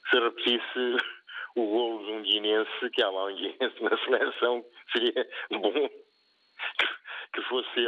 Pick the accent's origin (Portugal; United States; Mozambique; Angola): Angola; sou de Angola, mas tenho família.